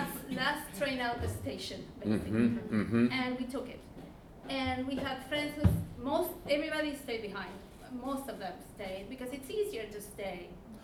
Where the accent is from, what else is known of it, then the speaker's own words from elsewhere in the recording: Argentina; moved away as an adult; I come from Argentina.